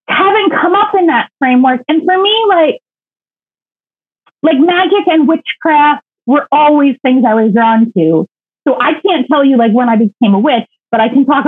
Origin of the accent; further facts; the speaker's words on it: Lancaster County, Pennsylvania, United States; I grew up in Lancaster County, Pennsylvania, Amish country